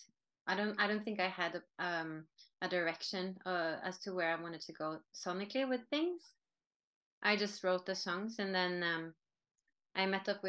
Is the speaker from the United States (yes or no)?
no; Norway; English is a second language; Norwegians have been influenced by music from other countries for a very long time.